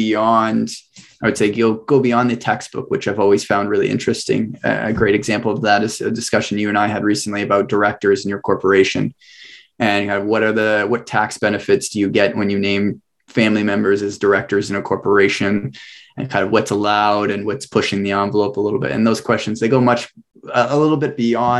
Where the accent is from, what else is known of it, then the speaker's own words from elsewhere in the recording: Northern Ontario, Canada; now in Oshawa, Canada; I grew up in Northern Ontario